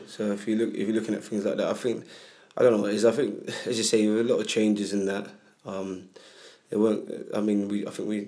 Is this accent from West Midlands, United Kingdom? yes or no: no; Hackney, London, United Kingdom; also born or lived in Leyton; I grew up in Hackney